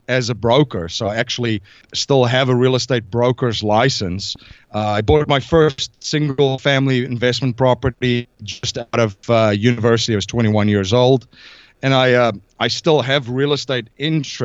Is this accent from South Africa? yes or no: yes; South Africa; moved away as an adult; I'm originally from South Africa. I came here in about 2001 with a backpack